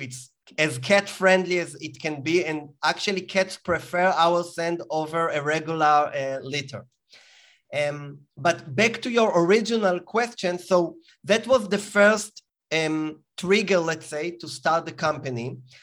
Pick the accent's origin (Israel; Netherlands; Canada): Israel; as you can hear from my accent, I was born in Israel